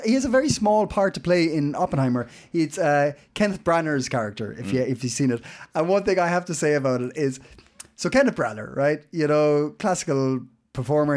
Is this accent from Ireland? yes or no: yes; Ireland; now in Copenhagen, Denmark; we all live here in Copenhagen. Uh, I'm Irish